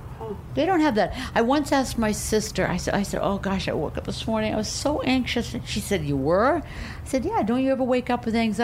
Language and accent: English; Maine, United States; moved away as an adult; also born or lived in Portland, Maine / Toronto, Canada; now in Manhattan, United States; I grew up in Maine, well, and then I went to college in Missouri, Stevens College.